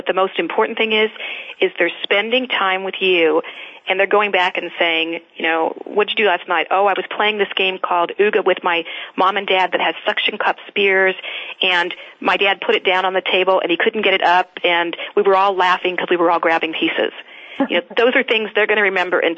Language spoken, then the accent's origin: English; Arizona, United States; I grew up in Arizona